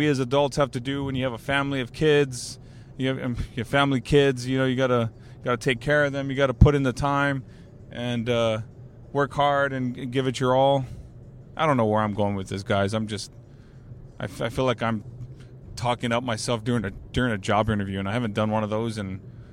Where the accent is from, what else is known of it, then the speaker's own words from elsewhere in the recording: Alice, Texas, United States; now in San Antonio, United States; I grew up in Alice, Texas